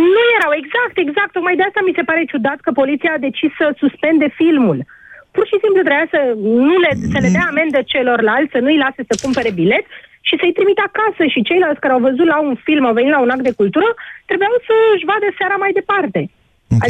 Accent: Bucharest, Romania; sunt din București

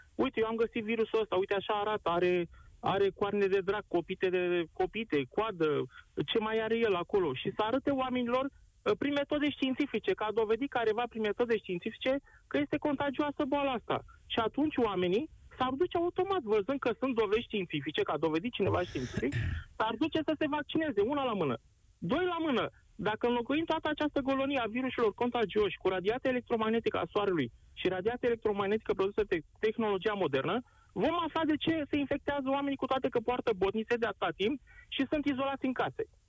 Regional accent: Constanța, Constanța County, Romania; sunt din Constanța, da, sunt de etnie turcă, în Constanța trăim o mare comunitate turco-tătară

